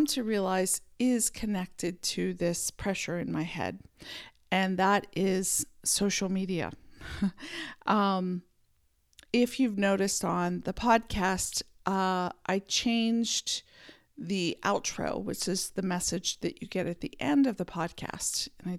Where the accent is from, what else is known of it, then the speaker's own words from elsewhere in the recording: Pennsylvania, United States; born there; also born or lived in San Francisco Bay Area; I was born in Pennsylvania, then lived a few other places, and then moved to the San Francisco Bay Area, which is where I spent most of my adult years.